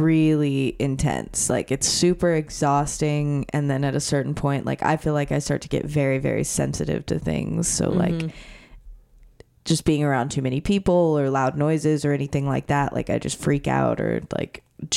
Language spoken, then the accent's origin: English; small town near Corpus Christi, Texas, United States; I grew up in a town of like 2,000 people